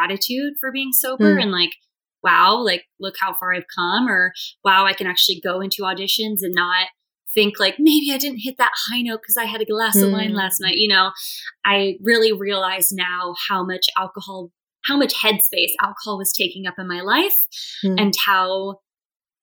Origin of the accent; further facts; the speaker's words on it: California, United States; moved away as an adult; also born or lived in Boston; now in New York City, United States; I'm from California originally